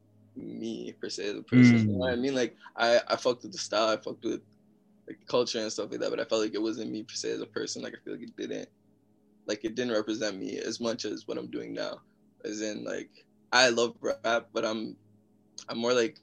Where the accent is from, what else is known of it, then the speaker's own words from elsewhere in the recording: Mississauga, Ontario, Canada; also born or lived in Toronto; I'm from Toronto, or Mississauga, Ontario. That's in Canada